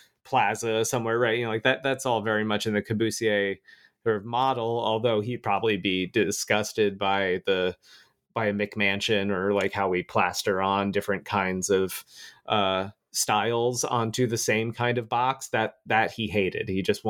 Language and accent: English; Florida, United States; I grew up in Florida. I used to live there.